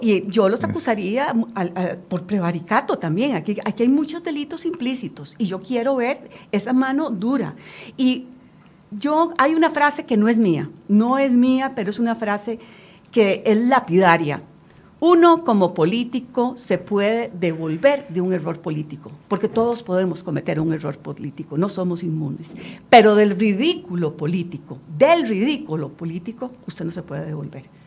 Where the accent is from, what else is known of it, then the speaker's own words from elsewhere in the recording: Costa Rica; yo como costarricense y como diputada